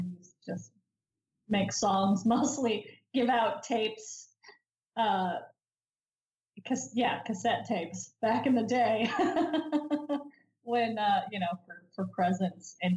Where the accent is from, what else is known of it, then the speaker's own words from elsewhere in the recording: Idaho, United States; I grew up in Idaho